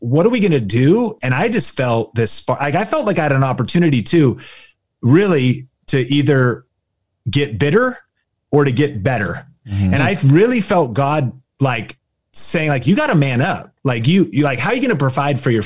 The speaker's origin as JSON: {"language": "English", "town": "Arlington", "region": "Washington", "country": "United States", "tie": "born or raised there", "said": "I grew up in Arlington, Washington"}